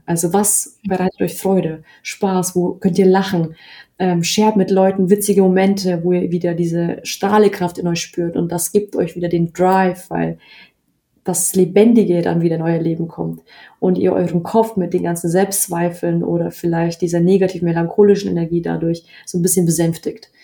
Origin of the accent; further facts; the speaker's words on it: Bavaria, Germany; obwohl in Bayern niemand irgendwie da Interesse hat, in dem Umfeld, wo ich aufgewachsen bin